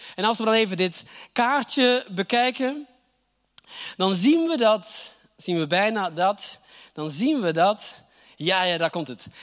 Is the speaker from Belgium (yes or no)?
yes; Flanders, Belgium; accent: Flemish; moved away as an adult; now in Groningen, Netherlands; mijn Vlaamse accent, ook al woon ik hier al achttien jaar